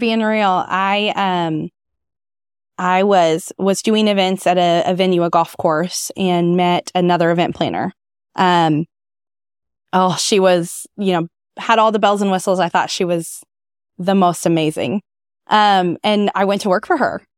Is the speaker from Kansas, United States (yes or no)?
yes; Lawrence, Kansas, United States; also born or lived in Manhattan, Kansas; now in Topeka, United States; I grew up in Lawrence